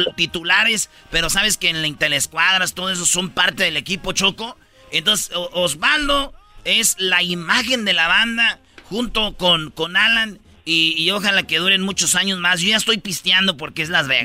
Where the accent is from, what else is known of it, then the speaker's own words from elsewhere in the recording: Jiquilpan, Michoacán, Mexico; ahí en mi pueblo, Jiquilpan, Michoacán